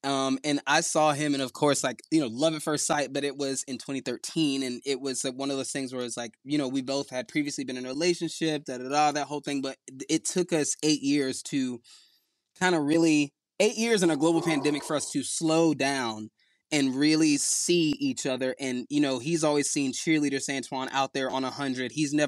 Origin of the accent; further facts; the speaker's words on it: Southern United States, United States; we're both from the South